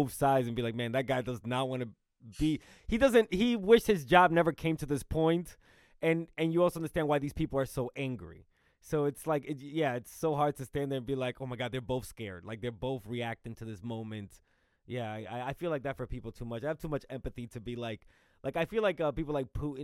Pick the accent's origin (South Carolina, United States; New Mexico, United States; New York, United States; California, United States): New York, United States; also born or lived in Dominican Republic; I grew up in New York